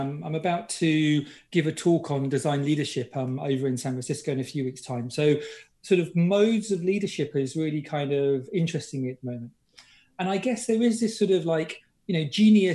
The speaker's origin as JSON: {"language": "English", "area": "British / Englishman", "region": "England", "country": "United Kingdom", "said": "I'm British"}